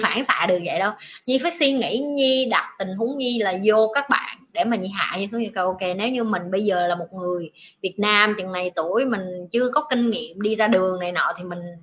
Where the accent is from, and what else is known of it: Vietnam